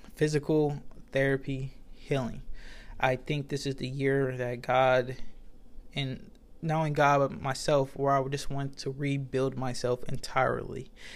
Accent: United States; I'm American and I don't even know English

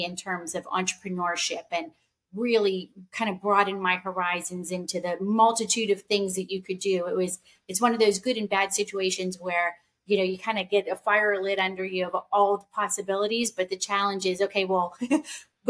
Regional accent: Pittsburgh, Pennsylvania, United States; I grew up in Pittsburgh. I spent most of my life there, most of my childhood, and through my first two degrees in Pittsburgh

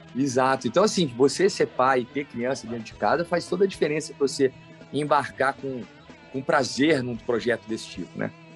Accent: Alfenas, Minas Gerais, Brazil; eu sou menino do interior, né, cara? Nasci lá em Alfenas, no sul de Minas.

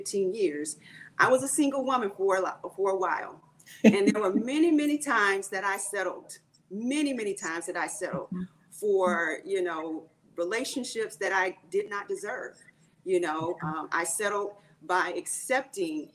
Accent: Jacksonville, Florida, United States; now in Texas, United States; I'm originally from Jacksonville, Florida.

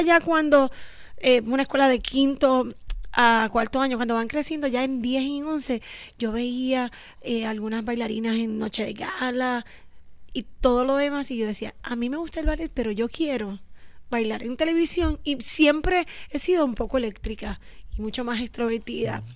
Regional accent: San Juan, Puerto Rico; Nosotras somos oriundas del Viejo San Juan, de la calle San Sebastián, casi colindando ahí para Perla.

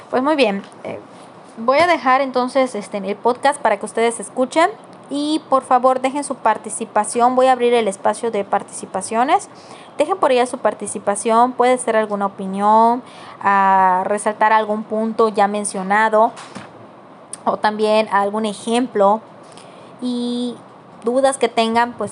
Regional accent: Yucatán, Mexico; yo soy de Yucatán y mi patriotismo, pero pues el hecho que de repente estén cantando canciones eh, de, pues no sé, en inglés

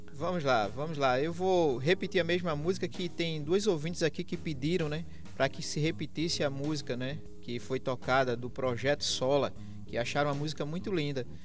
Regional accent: Limoeiro, Brazil; lá da minha terra, de Limoeiro

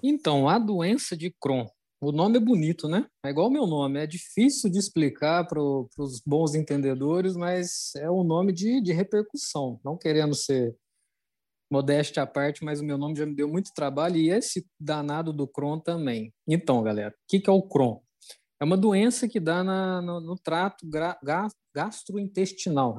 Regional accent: Minas Gerais, Brazil; moved away; Eu vim de Minas

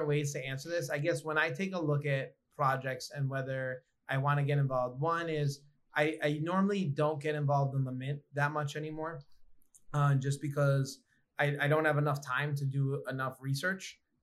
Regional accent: New York, United States; Growing up in New York

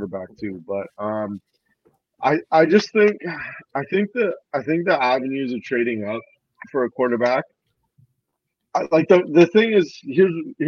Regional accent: Canada; me being Canadian

